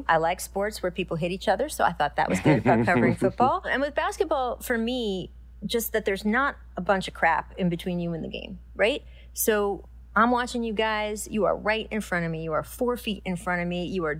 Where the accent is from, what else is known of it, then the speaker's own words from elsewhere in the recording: Washington, District of Columbia, United States; For me, so I grew up in the Washington, D.C. area, the Washington Post, great newspaper.